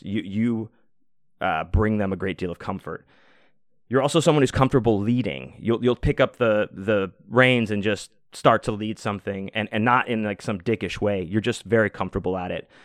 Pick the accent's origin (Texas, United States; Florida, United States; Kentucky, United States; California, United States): Texas, United States; I'm from Texas too